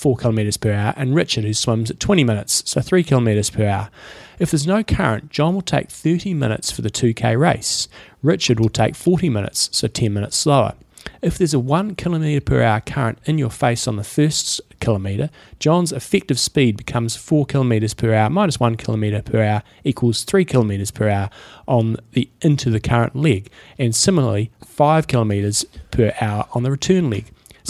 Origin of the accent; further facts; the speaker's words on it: Scotland, United Kingdom; now in Singapore; I grew up in Scotland, what's a swimming pool? And live in Singapore where there's always a current and the sea swims.